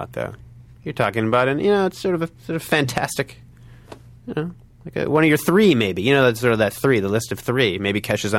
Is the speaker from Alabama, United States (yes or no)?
no; Evanston, Illinois, United States; I'm from Evanston.